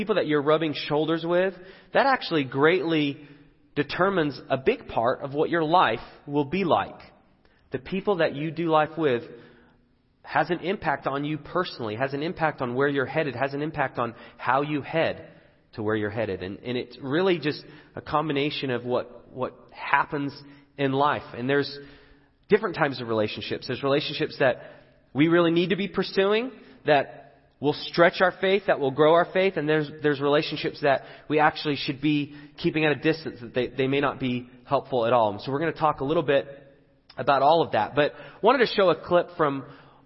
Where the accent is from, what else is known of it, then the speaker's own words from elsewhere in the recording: England, United Kingdom; moved away; I'm from England